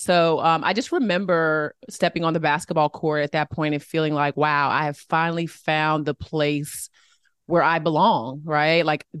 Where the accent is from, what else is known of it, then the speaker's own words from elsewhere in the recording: Boston, Massachusetts, United States; born there; I was born in Boston. My parents were obsessed with Harvard.